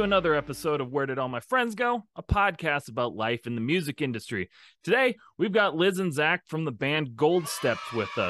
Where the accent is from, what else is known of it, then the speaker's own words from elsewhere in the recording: Minnesota, United States; Nice, nice, nice. My home state.